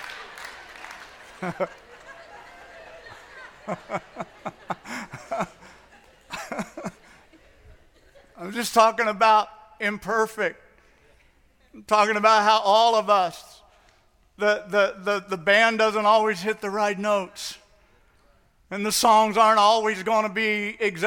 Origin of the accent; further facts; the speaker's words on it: St. Louis, Missouri, United States; moved away as an adult; also born or lived in the Northwest; I grew up in St. Louis, and I was out in the Northwest.